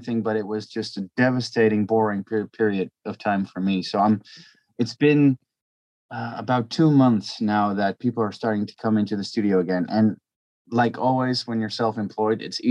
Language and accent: English; Belgium; I'm from Belgium.